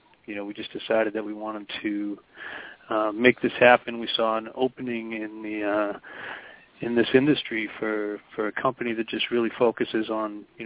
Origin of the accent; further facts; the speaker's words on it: Boston, Massachusetts, United States; I'm born and raised in Boston